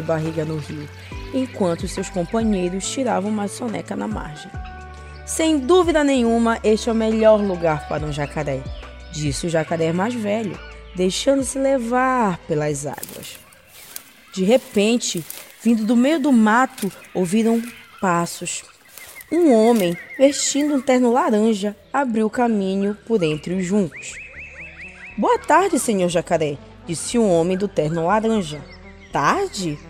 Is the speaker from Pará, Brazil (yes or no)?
yes; Maiauatá river, interior of Pará, Brazil; venho do interior do Pará, lá do rio Maiauatá